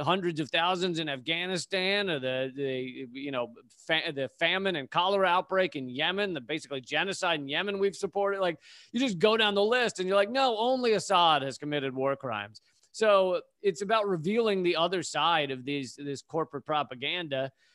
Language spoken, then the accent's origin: English; Richmond, Virginia, United States; moved away as an adult; also born or lived in Washington, D.C. / Charlottesville / New York City; at the age of eight, we moved to Richmond, Virginia